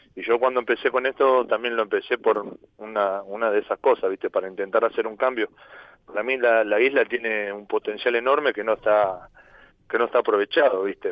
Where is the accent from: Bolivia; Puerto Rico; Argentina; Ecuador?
Argentina; moved away as an adult; now in Ibiza, Spain; yo soy argentino